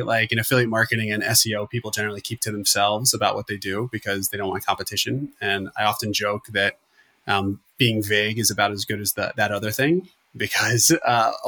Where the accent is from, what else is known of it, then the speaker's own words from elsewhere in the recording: Florida, United States; I'm from Florida